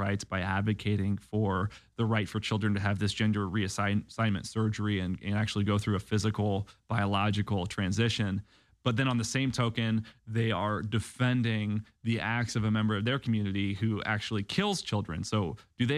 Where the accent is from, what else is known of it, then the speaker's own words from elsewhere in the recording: Illinois, United States; moved away; also born or lived in Nashville; I grew up in Illinois